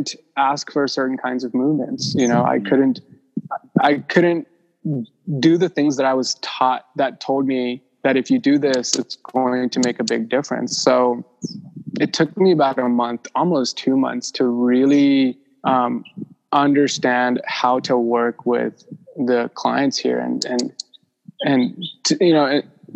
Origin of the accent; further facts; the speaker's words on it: Mumbai, Maharashtra, India; moved away; I was born in Mumbai